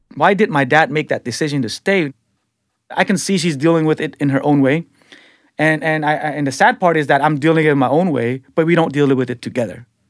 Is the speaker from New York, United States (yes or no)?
no; San Francisco, California, United States; also born or lived in Cambodia; I'm a guy from the Tenderloin